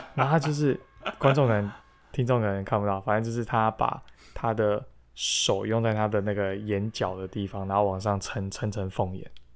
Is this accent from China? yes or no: no; Taiwan; moved away; 我是台湾人